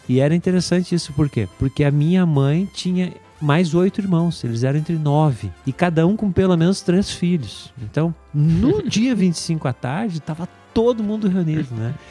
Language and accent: Portuguese; Brazil; moved away; nós viemos do Brasil